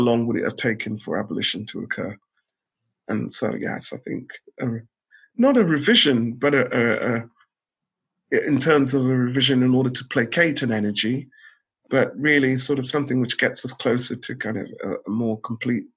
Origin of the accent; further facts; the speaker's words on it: Bedford, East of England, United Kingdom; I grew up in Bedford